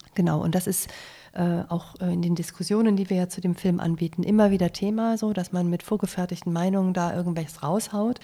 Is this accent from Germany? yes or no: yes; Germany; also born or lived in Munich; bei uns in Deutschland